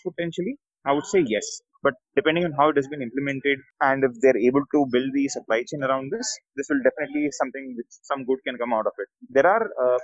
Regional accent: Kolkata, West Bengal, India; moved away; also born or lived in Chennai / Bangalore; I'm a South Indian, born and brought up in Calcutta, been in Chennai, been in Bangalore and a lot of places.

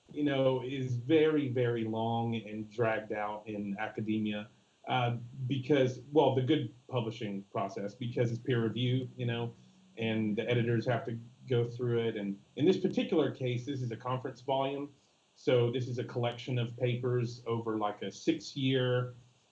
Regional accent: Texas, United States; now in Milwaukee, United States; I'm a Texan through and through.

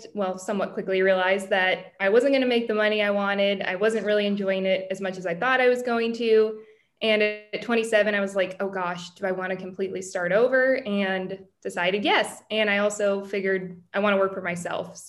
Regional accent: California, United States; also born or lived in Los Angeles / San Francisco; born and raised in California

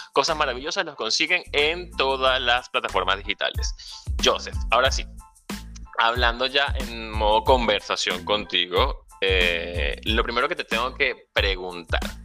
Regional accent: Venezuela; moved away; Soy venezolano, emigrante, ciudadano del mundo

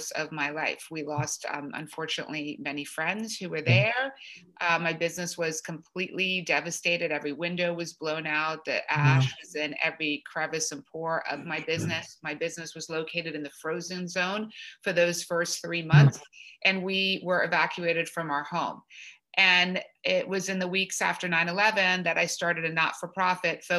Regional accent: Washington, District of Columbia, United States; now in New York City, United States; I grew up in Washington, D.C.

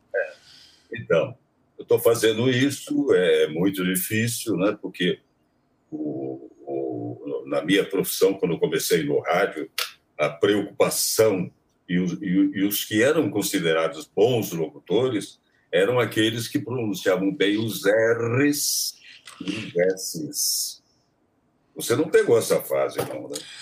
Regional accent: Taubaté, São Paulo, Brazil; Taubaté, né? Onde eu nasci, eh, na estação de Taubaté, na, no clube onde eu jogava tênis

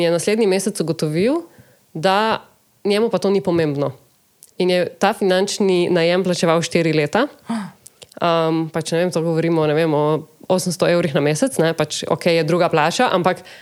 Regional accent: Slovenia

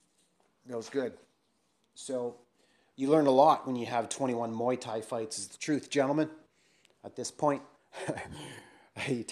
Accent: England, United Kingdom; I'm an Englishman

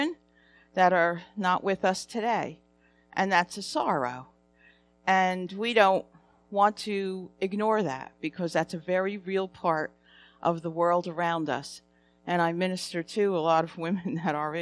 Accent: New Jersey, United States; I'm from New Jersey. I have an accent

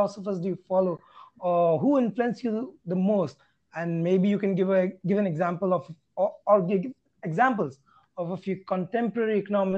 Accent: India; especially as an Indian, I totally get it, because even in India, we are like many things.

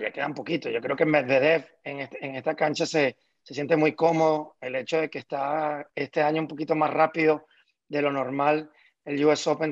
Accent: Venezuela; como venezolano

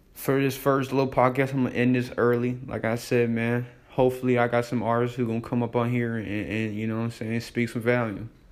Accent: Davenport, Iowa, United States; I'm from Davenport, Iowa, the Quad Cities

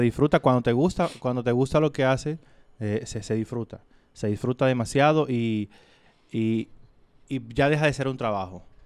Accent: Dominican Republic; yo soy de República Dominicana

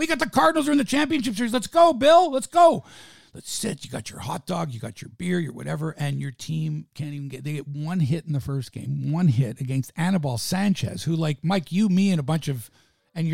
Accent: Toronto, Ontario, Canada; Toronto. I'm from Toronto.

